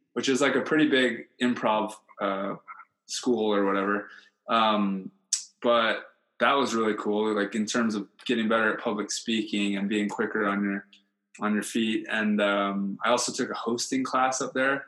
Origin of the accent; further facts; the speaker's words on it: Hawaii, United States; I was from Hawaii